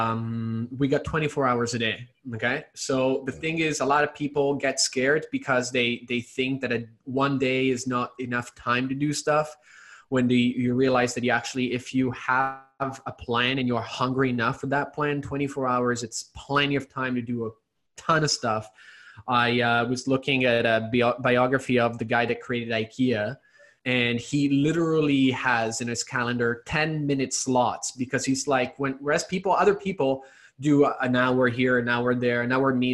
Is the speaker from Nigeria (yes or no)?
no; Italy; moved away; I was born and raised in Italy, so I do speak Italian